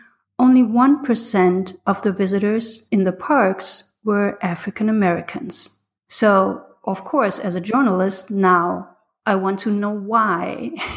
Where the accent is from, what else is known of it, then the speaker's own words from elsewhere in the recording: Germany; moved away as an adult; now in United States; I'm from Germany, and I came to the U.S. 10 years ago